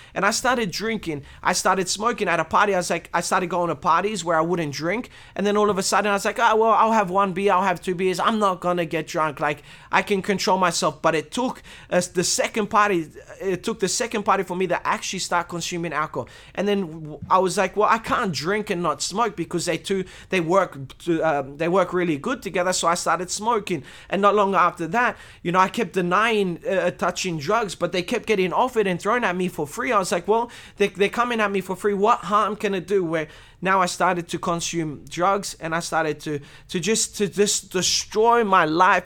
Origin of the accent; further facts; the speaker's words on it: Australia; I was born in Australia, um, in a Christian family. I'm Romanian